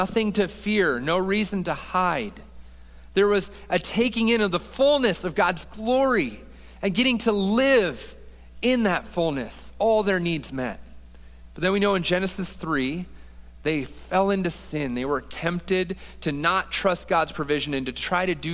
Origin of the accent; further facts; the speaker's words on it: Toledo, Ohio, United States; now in Columbus, United States; We're from Toledo, Ohio, Ashley